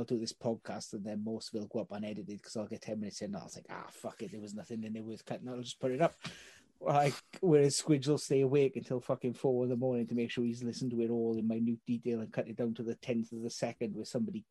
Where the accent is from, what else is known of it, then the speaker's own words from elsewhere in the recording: Welsh, Wales, United Kingdom; I'm Welsh.